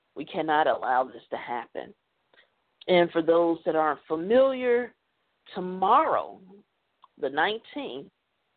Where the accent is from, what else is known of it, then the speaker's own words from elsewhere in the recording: United States; I'm an American. I live here